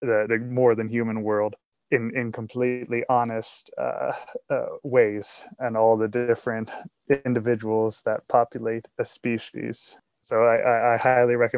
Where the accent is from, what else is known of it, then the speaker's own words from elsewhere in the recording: Northern Appalachia, Pennsylvania, United States; moved away as an adult; now in Missoula, United States; I've just recently moved here to the West, but I think my heart and my home and likely my art will always remain in those hollows. And so growing up in the East, particularly here in the Northern Fingers of Appalachia